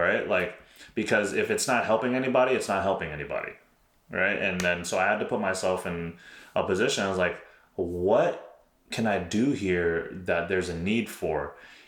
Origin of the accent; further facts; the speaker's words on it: New York, United States; moved away as an adult; now in Houston, United States; I'm originally from New York.